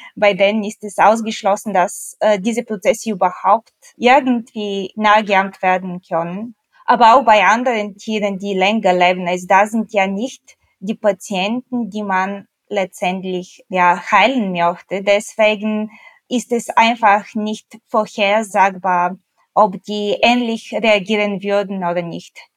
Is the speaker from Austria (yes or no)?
no; Bulgaria; now in Germany; ich komme ursprünglich aus Bulgarien